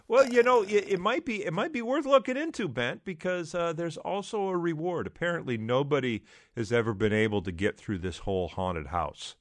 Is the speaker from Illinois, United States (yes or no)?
no; around Detroit, Michigan, United States; the area where I grew up around Detroit